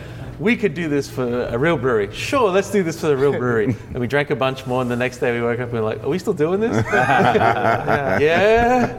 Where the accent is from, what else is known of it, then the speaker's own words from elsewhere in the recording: Australia; now in Oceanside, United States; I'm not from the area. I'm originally from Australia, but even though I lived here for a while